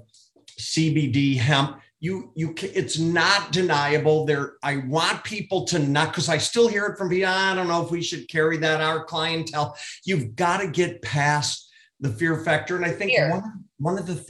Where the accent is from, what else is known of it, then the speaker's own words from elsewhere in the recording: Minneapolis, Minnesota, United States; growing up in Minneapolis, Minnesota